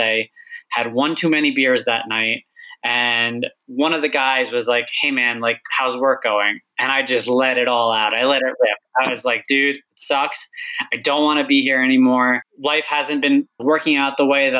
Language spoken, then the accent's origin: English; Long Island, New York, United States; also born or lived in Egypt / California; growing up on Long Island, a lot of my friends' parents worked in banking.